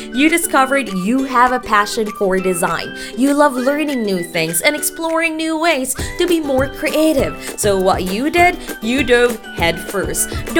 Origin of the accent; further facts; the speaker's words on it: Philippines; They have that heritage or cultural heritage, same as me, because I'm originally from the Philippines.